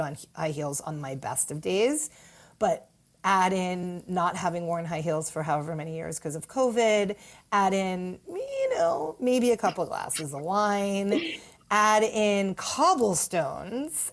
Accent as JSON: {"language": "English", "town": "New York City", "region": "New York", "country": "United States", "said": "as a New Yorker"}